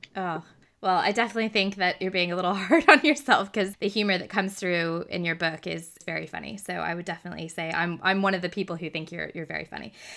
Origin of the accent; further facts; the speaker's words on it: Texas, United States; I grew up in Texas